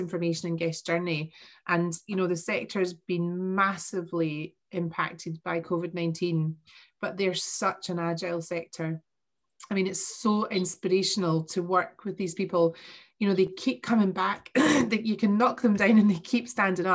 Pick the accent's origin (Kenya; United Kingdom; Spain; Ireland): United Kingdom; Stirling, Scotland; also born or lived in Cumbernauld; we moved from Cumbernauld to Stirling